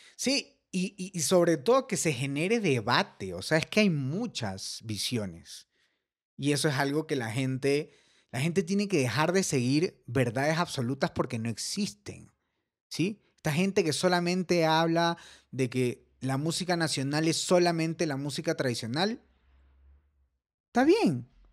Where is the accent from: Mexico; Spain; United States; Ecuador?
Ecuador; somos ecuatorianos